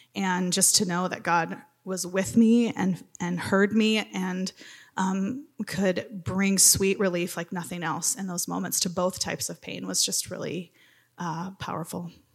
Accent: Wisconsin, United States; moved away as an adult; now in Minnesota, United States; I grew up in Wisconsin, but came to the better state

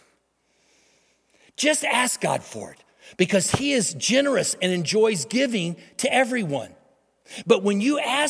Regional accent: Missouri, United States; moved away as an adult; now in Dallas, United States; we moved from Missouri, the state that I was raised in, to come to Dallas

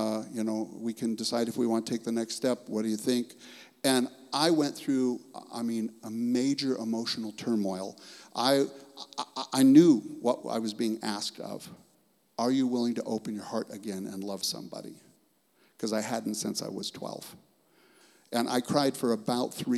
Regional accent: Los Angeles, California, United States; I was raised down in Los Angeles

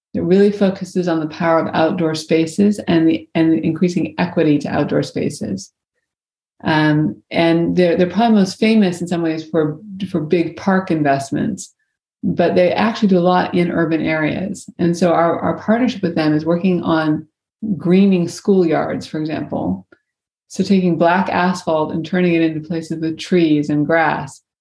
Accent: Virginia, United States; I grew up in Virginia

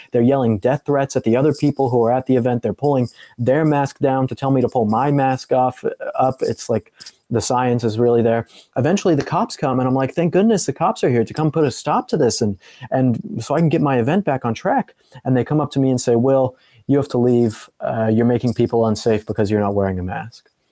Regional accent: Colorado, United States; I'm from Colorado

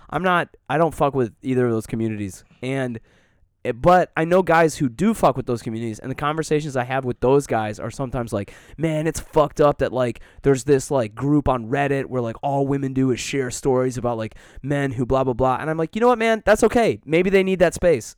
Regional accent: Detroit, Michigan, United States; moved away; also born or lived in Colorado; I grew up in Metro Detroit

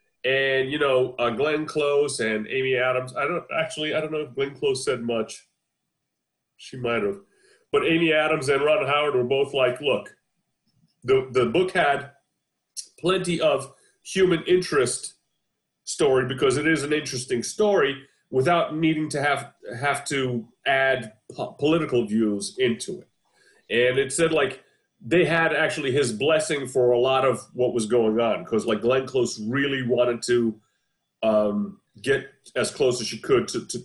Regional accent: Seligenstadt, Hesse, Germany; born there; I was born in Seligenstadt, Germany.

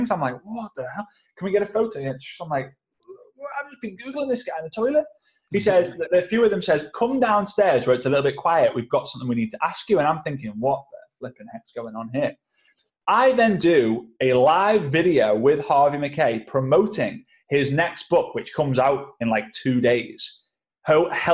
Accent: England, United Kingdom; I'm an English guy

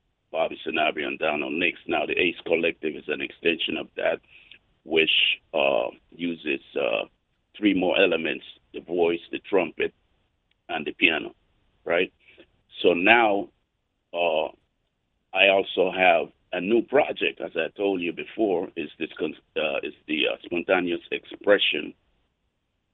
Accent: Colón, Panama; I was born in Panama, Colón

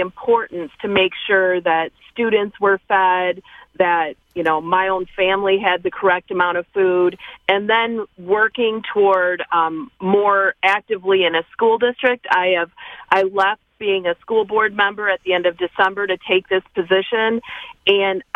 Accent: Eaton County, Michigan, United States; I am from Eaton County, Michigan

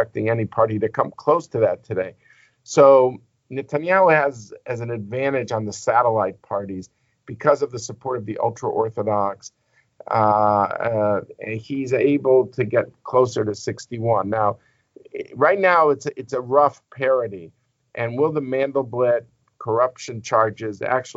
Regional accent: United States; As an American

